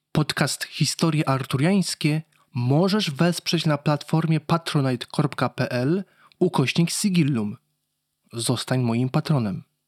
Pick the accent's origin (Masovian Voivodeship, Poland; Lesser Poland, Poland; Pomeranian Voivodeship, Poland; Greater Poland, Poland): Lesser Poland, Poland; Kraków; jako Krakus